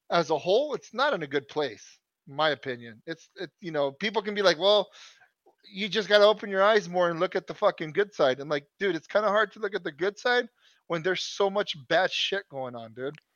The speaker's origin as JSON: {"language": "English", "country": "United States", "said": "I'll gladly put the American flag up. I don't give a fuck. I'm as American as as I can get."}